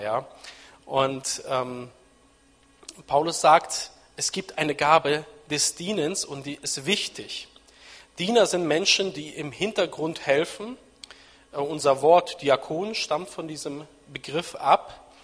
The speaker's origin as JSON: {"language": "German", "town": "Nienburg", "region": "Lower Saxony", "country": "Germany", "tie": "born or raised there", "said": "ich bin in Nienburg an der Weser aufgewachsen, in Niedersachsen, da bin ich aufgewachsen, sozialisiert"}